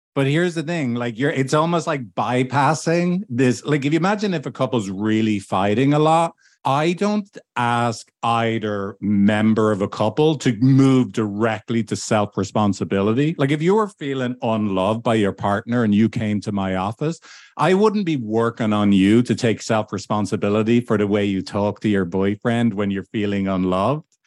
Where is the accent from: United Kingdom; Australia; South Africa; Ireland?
Ireland; moved away; back in my home country of Ireland